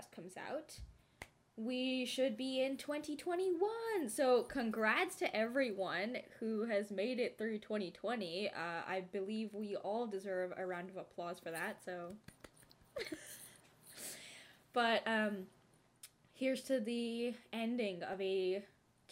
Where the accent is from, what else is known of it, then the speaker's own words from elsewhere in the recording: Bay Area, California, United States; We are both from California, the Bay Area